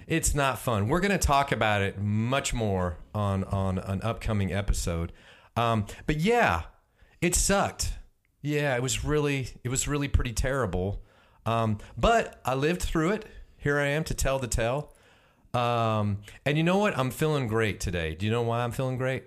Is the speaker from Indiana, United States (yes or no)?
no; Houston, Texas, United States; my hometown, Houston.